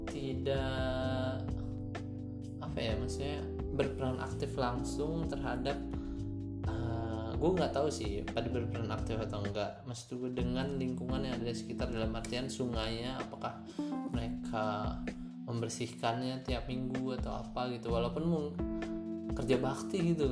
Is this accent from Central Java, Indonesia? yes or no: no; Lampung, Indonesia; gue dari Lampung